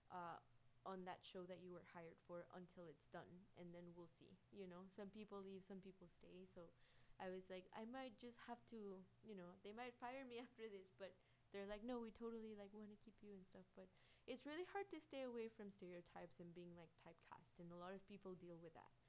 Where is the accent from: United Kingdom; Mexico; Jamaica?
Mexico; Guanajuato; guanajuato like my hometown is like one of my favorite places in the world